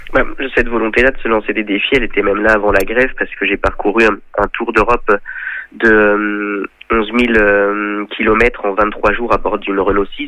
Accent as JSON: {"language": "French", "town": "Chantenay-Villedieu", "region": "Pays de la Loire", "country": "France", "said": "Je suis originaire de Chantenay-Villedieu, un village près de Sablé-sur-Sarthe."}